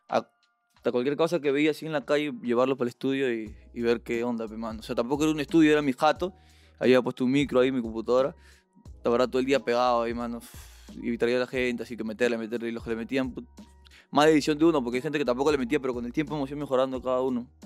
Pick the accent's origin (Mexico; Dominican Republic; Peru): Peru; Mariscal; Y acá también por lo que yo vengo de Mariscal, que es un asentamiento humano. Es el cerro.